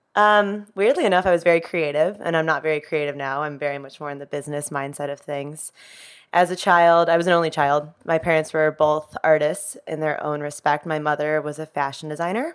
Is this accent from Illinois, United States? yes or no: yes; Chicago, Illinois, United States; I grew up in the city of Chicago.